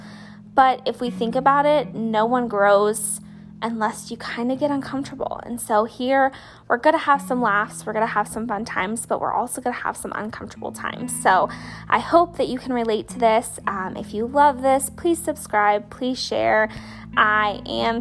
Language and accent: English; Bradenton, Florida, United States; also born or lived in Slidell, Louisiana; I was born and raised in Bradenton, Florida, and I moved to Slidell, Louisiana when I was in the 3rd grade, I think. And then I moved back to what's like Central Florida in 7th grade